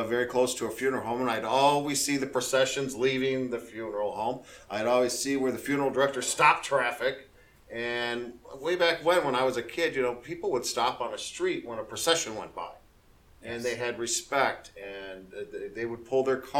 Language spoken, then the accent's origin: English; Waukegan, Illinois, United States; moved away as an adult; also born or lived in Kenosha, Wisconsin; now in Florida, United States; I was born in Kenosha, Wisconsin. I was raised in a town called Waukegan in Illinois